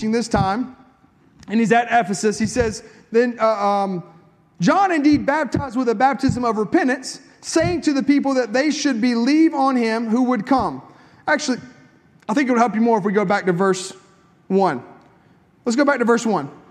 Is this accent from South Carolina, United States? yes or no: yes; South Carolina, United States; I'm from South Carolina